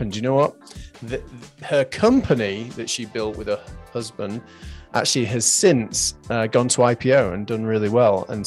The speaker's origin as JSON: {"language": "English", "region": "England", "country": "United Kingdom", "said": "I'm from England."}